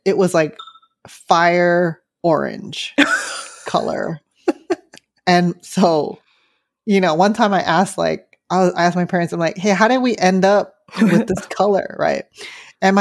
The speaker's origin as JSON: {"language": "English", "town": "San Francisco", "region": "California", "country": "United States", "tie": "born or raised there", "said": "I grew up in San Francisco, very like working class, poor in San Francisco Chinatown"}